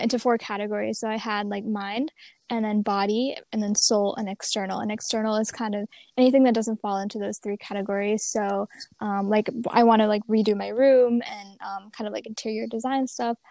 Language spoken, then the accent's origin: English; Maine, United States; I'm from Maine originally. I'm here right now in Scarborough, Maine.